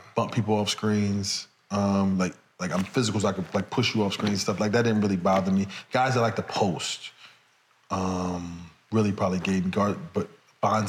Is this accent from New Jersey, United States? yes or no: yes; New Jersey, United States; I'm from Jersey, Philly right there.